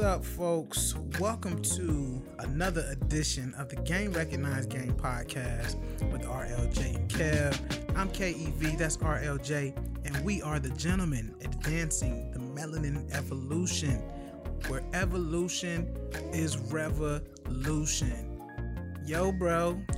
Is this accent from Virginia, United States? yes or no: yes; Chesapeake, Virginia, United States; I'm from Chesapeake, Norfolk, Virginia, man. I'm from southeastern Hampton Roads, Virginia, and have roots in uh, northeastern North Carolina